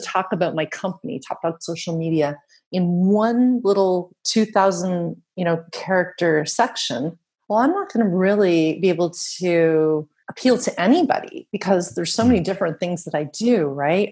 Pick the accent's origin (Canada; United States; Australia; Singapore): Canada; accent: Canadian; moved away as an adult; now in Netherlands; that's how you know I'm Canadian because I said the about